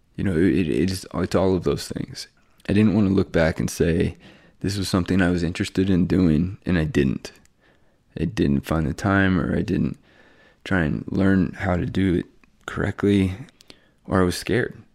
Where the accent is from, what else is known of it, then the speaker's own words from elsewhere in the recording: Bellingham, Washington, United States; also born or lived in Pullman, Washington; now in Spokane, United States; I'm from Bellingham, Washington. Went to, um, Seahome High School